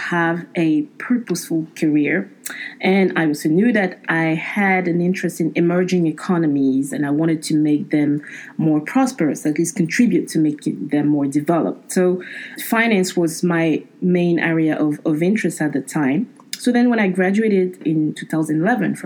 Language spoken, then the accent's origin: English; Abidjan, Côte d’Ivoire; moved away; they offered me the opportunity to work in Abidjan, my hometown